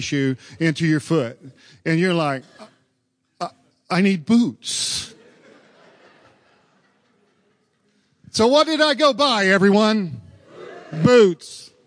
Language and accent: English; Oklahoma, United States; moved away; I was from Oklahoma. I was an Okie boy